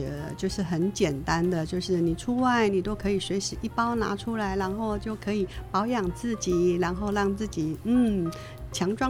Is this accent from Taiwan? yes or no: yes; Taiwan; 因为我从小就是在客家庄长大的。爸爸妈妈、外婆、伯父母，所有隔壁邻居，整个村庄都是客家人啊，纯纯正正的客家人，一直都是待在客家庄